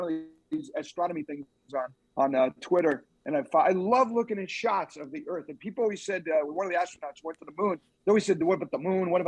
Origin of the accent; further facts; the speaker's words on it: Long Island, New York, United States; moved away; I grew up on Long Island.